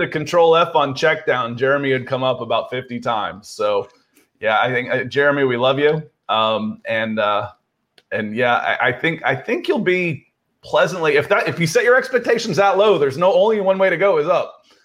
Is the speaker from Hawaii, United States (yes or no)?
no; Akron, Ohio, United States; moved away; I was born in Akron, Ohio, a suburb of Cleveland, uh, and, uh, and all my family was there